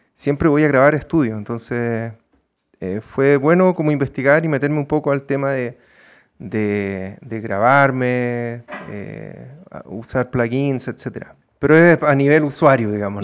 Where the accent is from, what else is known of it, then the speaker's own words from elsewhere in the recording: Santiago, Santiago Metropolitan Region, Chile; also born or lived in Punta Arenas, Chile / Bonn, Germany; ahí en Santiago ya me quedé. Entonces me siento, claro, si tú me preguntáis, me siento más, más santiaguino que nada